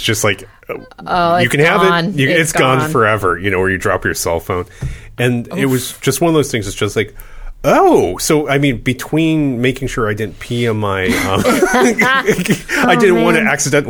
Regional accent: United States

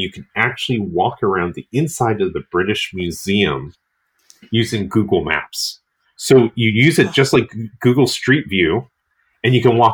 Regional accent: Ohio, United States; moved away; I was raised in Ohio

